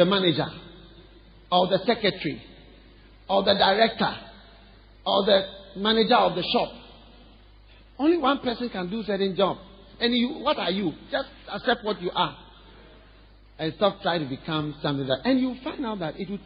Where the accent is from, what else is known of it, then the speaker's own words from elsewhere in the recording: Ghana; I'm Ghanaian. I'm from Ghana. Even if you think I'm not Ghanaian, I'm Ghanaian. Because this is where I've been all my life